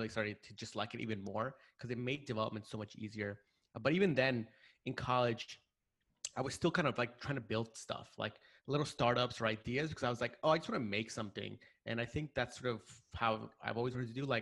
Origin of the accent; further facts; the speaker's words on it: New York City, New York, United States; I grew up here in New York